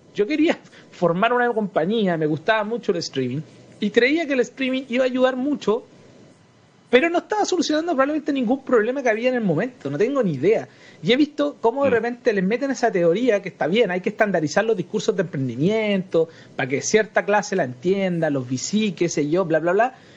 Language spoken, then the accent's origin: Spanish; Chile; also born or lived in Santiago; nosotros como chilenos